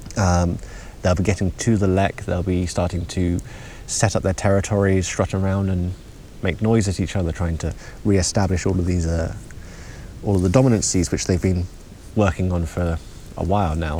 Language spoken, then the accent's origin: English; England, United Kingdom; moved away as an adult; now in Uppsala, Sweden; I come from England